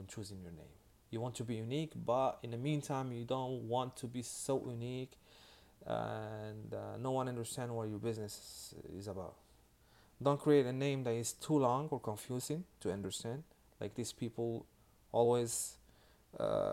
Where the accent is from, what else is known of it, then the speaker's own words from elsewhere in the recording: Miami, Florida, United States; I'm from Miami